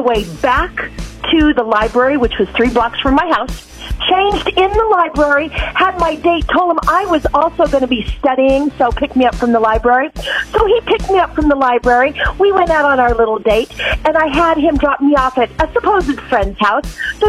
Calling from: Arkansas, United States; I'm calling from Arkansas.

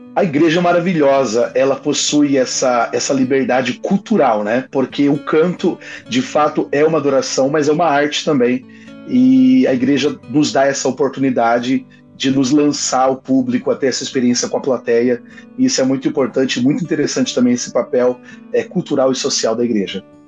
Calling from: Itajaí, Santa Catarina, Brazil; Eu falo da cidade de Itajaí, Santa Catarina

